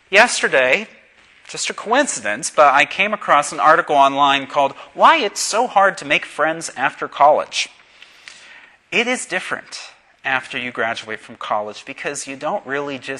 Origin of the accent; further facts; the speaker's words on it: Pittsburgh, Pennsylvania, United States; This past week, I made a very important trip to my hometown of Pittsburgh.